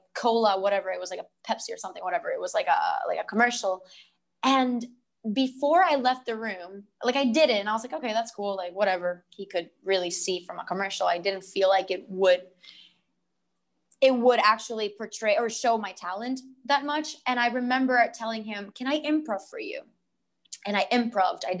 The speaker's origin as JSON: {"language": "English", "country": "Puerto Rico", "tie": "born or raised there", "also_born_or_lived": "Los Angeles, United States", "moved": "as an adult", "said": "I'm from Puerto Rico. I was born and raised here."}